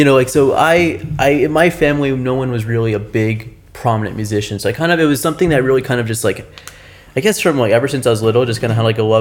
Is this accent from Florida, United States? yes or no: yes; South Florida, United States; I'm from South Florida